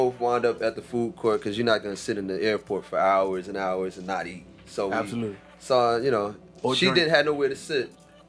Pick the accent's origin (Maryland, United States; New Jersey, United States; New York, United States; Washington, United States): New Jersey, United States; born or raised there